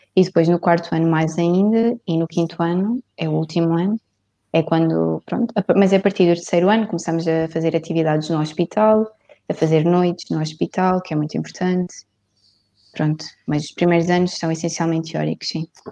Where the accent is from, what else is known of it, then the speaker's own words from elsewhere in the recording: Vendas Novas, Alentejo, Portugal; now in Évora, Portugal; eu sou de Vendas Novas